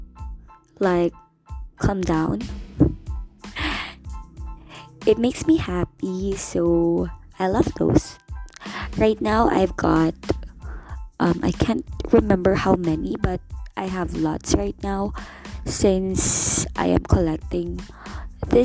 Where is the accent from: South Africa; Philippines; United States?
Philippines; Angeles City, Central Luzon; I was born and raised here in Angel City, Pampanga